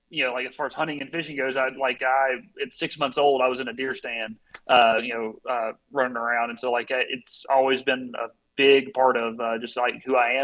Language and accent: English; Southwest Arkansas, United States; accent: Arkansan; moved away as an adult; also born or lived in Washington; now in Poland; I'm from Southwest Arkansas, right on the Texas-Louisiana border